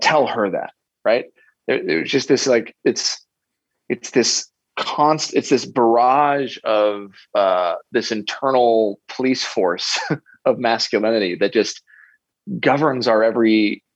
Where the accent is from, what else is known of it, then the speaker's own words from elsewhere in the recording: United States; growing up in America